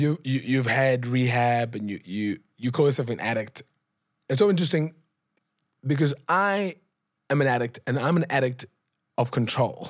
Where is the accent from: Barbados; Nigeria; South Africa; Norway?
South Africa; Cape Town, Western Cape; I grew up in Gugulethu